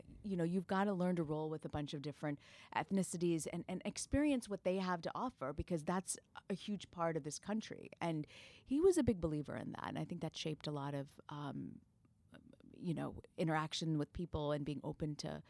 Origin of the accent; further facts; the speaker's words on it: Tampa, Florida, United States; So I grew up in Tampa, Florida. And as you mentioned, my family, we're Malayali. My mom has 7 brothers and sisters who live within like a 5-mile radius in Tampa.